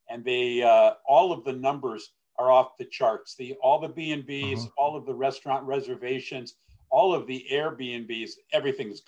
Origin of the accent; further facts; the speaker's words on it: Toledo, Ohio, United States; also born or lived in Cleveland, Ohio; I was born in Cleveland and lived the majority of my school age and life in Toledo, Ohio